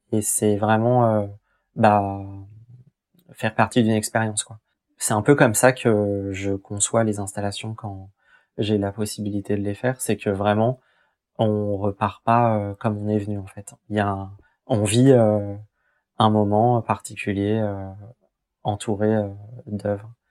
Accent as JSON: {"language": "French", "area": "Essonne", "region": "Île-de-France", "country": "France", "tie": "born or raised there", "said": "je suis originaire de, d'Essonne. Euh, j'ai toujours habité, euh, du coup, euh, en banlieue sud de Paris"}